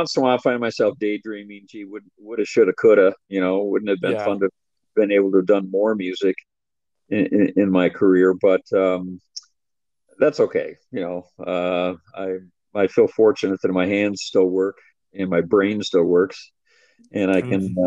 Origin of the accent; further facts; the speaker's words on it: Minnesota, United States; I was born in Minnesota, raised there